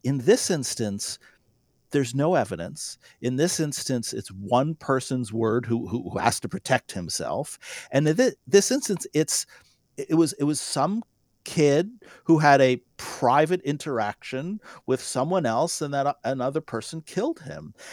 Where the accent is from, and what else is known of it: North Dakota, United States